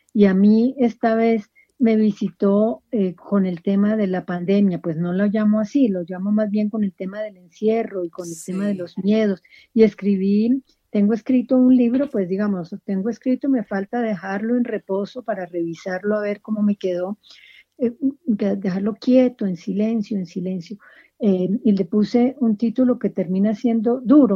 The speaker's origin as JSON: {"language": "Spanish", "country": "Colombia", "said": "nosotros como colombianos crecimos con, con la muerte amenazando en todas partes"}